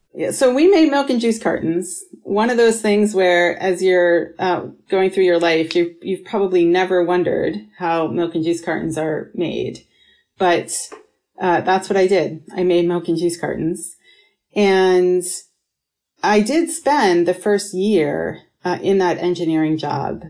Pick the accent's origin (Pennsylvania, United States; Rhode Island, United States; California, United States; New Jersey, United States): Pennsylvania, United States; Pittsburgh; moved away; also born or lived in Rochester, New York; I grew up in Pittsburgh, Pennsylvania, and then Rochester, New York, half and half